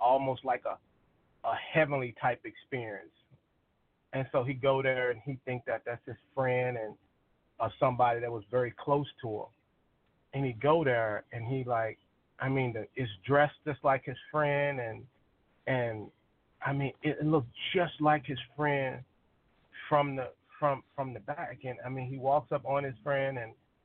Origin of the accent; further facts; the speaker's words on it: Arkansas, United States; moved away; I'm originally from Arkansas